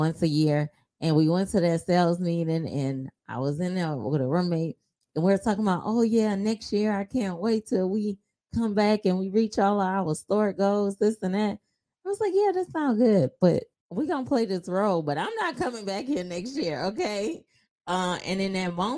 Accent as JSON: {"language": "English", "town": "New Orleans", "region": "Louisiana", "country": "United States", "moved": "as an adult", "lives_now": "Houston, United States", "said": "I'm originally from New Orleans. I've been here for maybe about 6 years or so. And I am your reliable Houston real estate agent"}